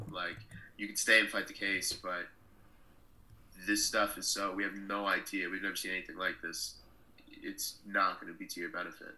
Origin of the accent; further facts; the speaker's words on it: Waterloo, Iowa, United States; accent: American; moved away as an adult; also born or lived in United Kingdom; I was born in Waterloo, Iowa, which is the uh, birthplace of the NWA. Uh, it's also where the Wrestling Hall of Fame is located. And so I grew up in a very wrestling city